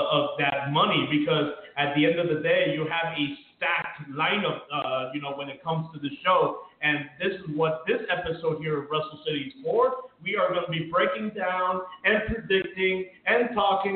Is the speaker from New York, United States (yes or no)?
no; Miami, Florida, United States; I'm from Miami